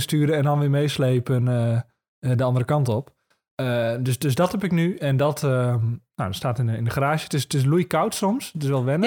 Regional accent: Marum, Groningen, Netherlands; now in Zuidbroek, Netherlands; in Marum, daar kom ik dan weer vandaan.

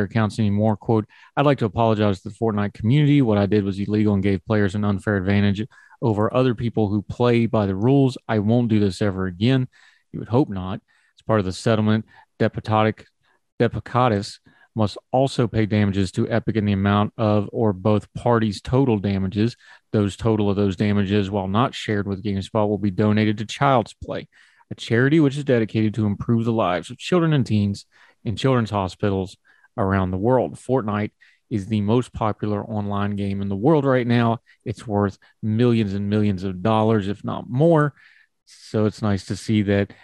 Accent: West Virginia, United States; I'm a West Virginia homer and that's my home state and I love it so much

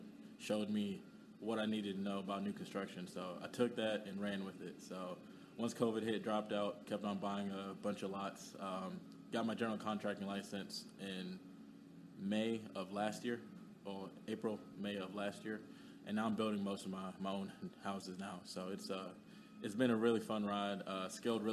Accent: Kenya; moved away; I'm from Kenya.

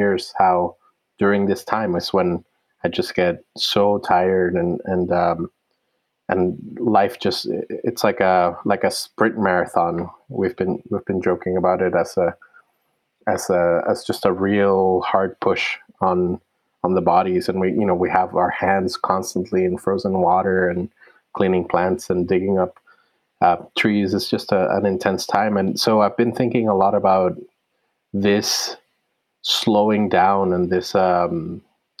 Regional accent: Puerto Rico; also born or lived in Cayuga land (New York); now in United States; I was born in Puerto Rico, where my people are from, and they've been there for many hundreds of years

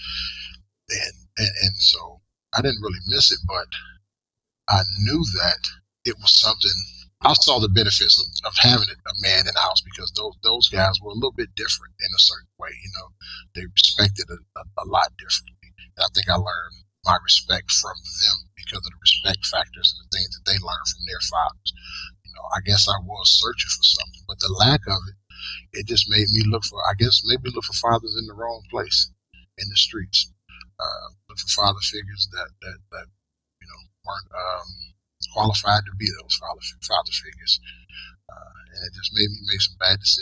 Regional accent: Georgia, United States; moved away; I grew up in Georgia, in the North Coast now, but I grew up in Georgia, extremely poor

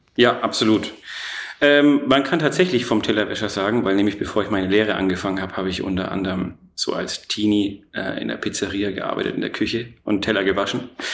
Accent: Erlangen, Bavaria, Germany; also born or lived in Nuremberg; Ich bin in Nürnberg geboren, in Erlangen aufgewachsen.

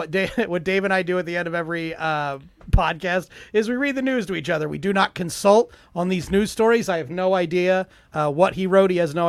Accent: United States; Yeah, right. I'm so American.

